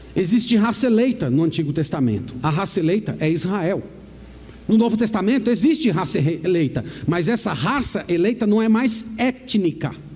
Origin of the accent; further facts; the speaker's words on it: Brazil; todos nós somos brasileiros